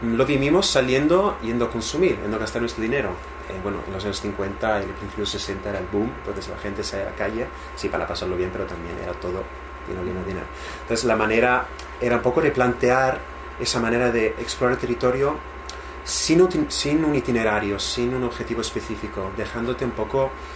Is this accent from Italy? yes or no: yes; Italy; moved away; mi pueblo en Italia